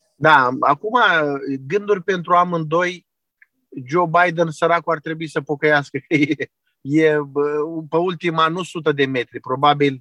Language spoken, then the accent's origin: Romanian; Constanța, Constanța County, Romania; moved away as an adult; also born or lived in Ukraine; now in Chernivtsi, Ukraine; eu sunt de la Constanța